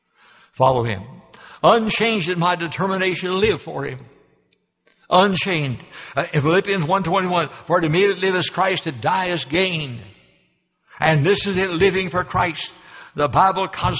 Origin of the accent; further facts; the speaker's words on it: Louisville, Kentucky, United States; moved away as an adult; also born or lived in Memphis, Tennessee; Louisville, Kentucky, my hometown